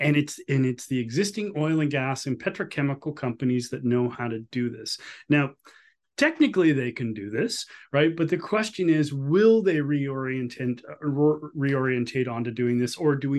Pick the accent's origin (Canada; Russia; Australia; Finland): Canada; I ask on the behalf as a Canadian citizen and the citizens of Alberta, Saskatchewan, and Newfoundland